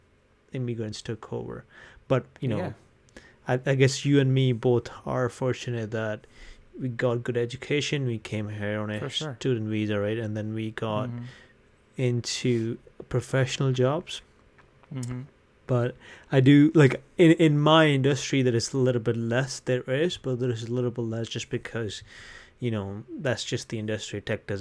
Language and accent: English; India; now in Canada; When I came from India, I came directly to Medicine Hat, right? That was where my college was.